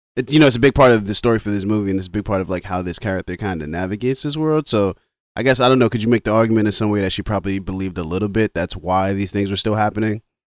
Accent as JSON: {"language": "English", "region": "New York", "country": "United States", "tie": "born or raised there", "said": "I'm from New York. So, like, bo-, born and raised from New York, African-American"}